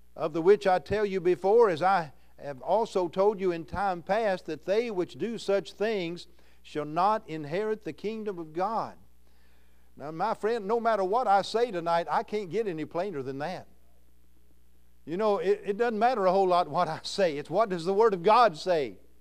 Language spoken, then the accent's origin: English; Louisville, Kentucky, United States; moved away as an adult; now in Iowa, United States; I'm a Kentuckian, born in Louisville, Kentucky